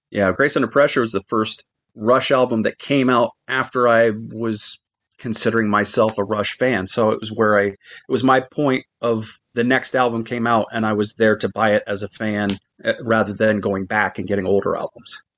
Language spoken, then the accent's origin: English; Midwest, United States; I grew up in the Midwest